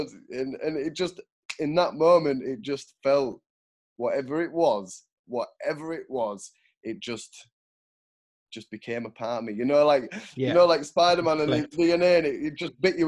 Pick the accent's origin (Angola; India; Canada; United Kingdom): United Kingdom; York, Yorkshire and the Humber; also born or lived in Switzerland; now in Sunderland, United Kingdom; I'm based in Sunderland. I grew up in York, moved to Switzerland. Now I'm in Sunderland.